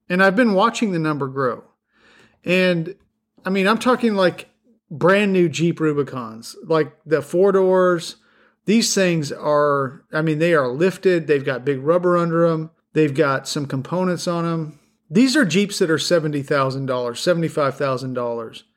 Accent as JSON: {"language": "English", "region": "the Rockies", "country": "United States", "tie": "born or raised there", "moved": "yes", "lives_now": "Middle Tennessee, United States", "said": "I grew up in a place, I grew up in the Rockies"}